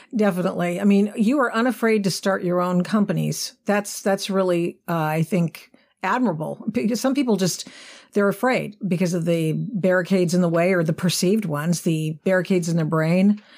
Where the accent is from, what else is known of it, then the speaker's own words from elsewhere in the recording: Pacific Northwest, Oregon, United States; coming from, growing up in the Pacific Northwest